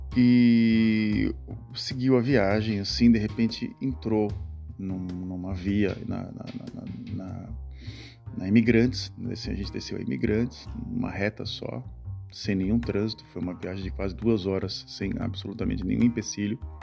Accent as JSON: {"language": "Portuguese", "country": "Brazil", "tie": "born or raised there", "moved": "as an adult", "lives_now": "Netherlands", "said": "E essas últimas duas semanas eu estive no país onde eu nasci, o Brasil"}